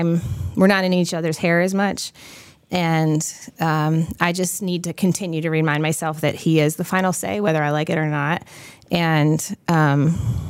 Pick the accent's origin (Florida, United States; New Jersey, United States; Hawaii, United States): New Jersey, United States; now in Winston-Salem, United States; I'm from New Jersey.